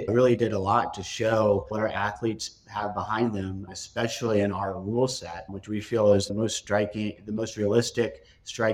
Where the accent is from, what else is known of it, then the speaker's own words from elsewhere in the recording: Northeast, United States; now in Miami, United States; I'm from the Northeast